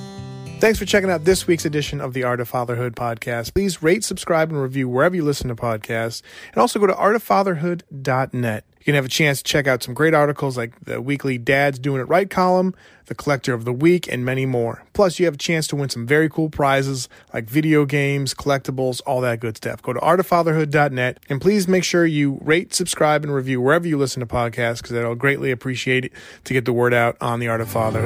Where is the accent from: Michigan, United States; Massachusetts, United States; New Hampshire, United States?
New Hampshire, United States; I grew up in New Hampshire, like around the seacoast.